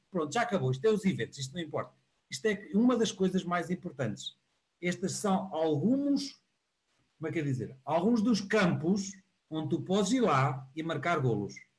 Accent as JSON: {"language": "Portuguese", "town": "Porto", "region": "Norte", "country": "Portugal", "said": "eu sou aqui do Porto"}